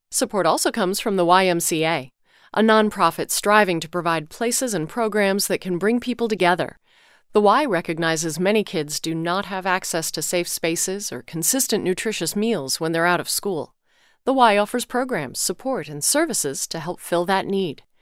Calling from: Nashville, North Carolina, United States; I am from Nashville, North Carolina, and I am six years old.

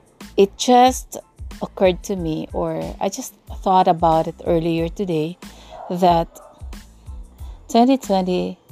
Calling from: Tagkawayan, Calabarzon, Philippines; once again, and I'm podcasting from the Philippines. Yeah, particularly from this very small town called Tagkawayan here in southern Quezon, and yep, it's almost in Bicol region.

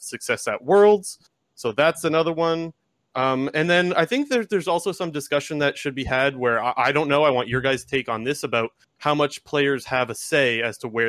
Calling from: Sarnia, Ontario, Canada; Calling from Sarnia, Ontario.

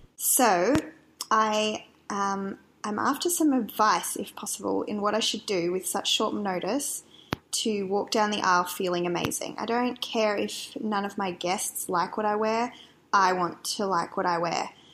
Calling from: Perth, Western Australia, Australia; I'm calling from Perth in Western Australia

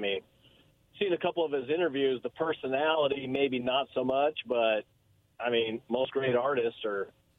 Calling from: Kennewick, Washington, United States; in Kennewick.

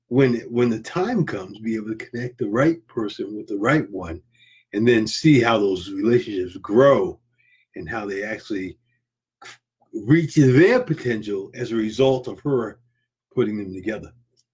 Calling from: Florida, United States; I'm coming from Florida here.

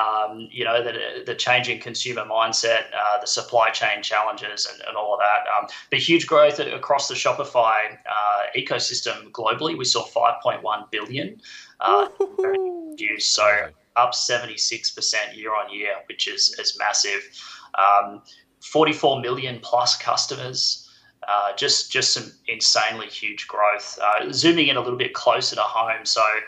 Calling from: Maroochydore, Queensland, Australia; I am on the beautiful Sunshine Coast, Maroochydore in Queensland, Australia.

